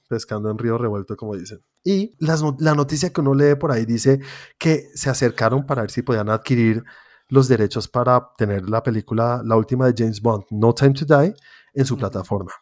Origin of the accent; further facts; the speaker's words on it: Colombia; Yo, siendo colombiano, teniendo una productora de animación